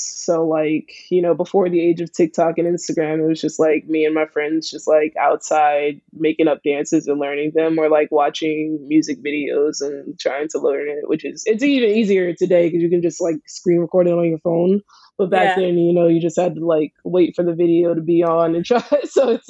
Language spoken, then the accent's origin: English; Philadelphia, Pennsylvania, United States; I'm from Philly. From Philly. Born and raised.